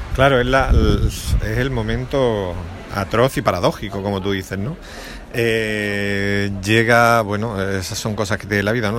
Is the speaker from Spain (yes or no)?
yes; Andalusia, Spain; aquí en Andalucía